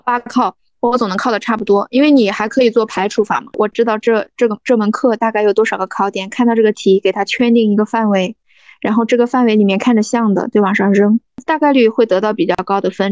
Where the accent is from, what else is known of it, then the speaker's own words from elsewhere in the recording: Jinan, Shandong, China; also born or lived in Beijing / Shenzhen; 我的家乡就是全城济南，济南下面有一个小泉城，叫章丘